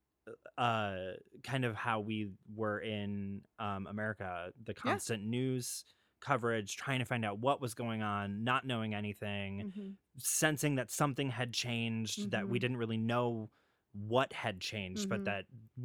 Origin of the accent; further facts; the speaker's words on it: Ireland; And being an Irishman, I do love some good Celtic music.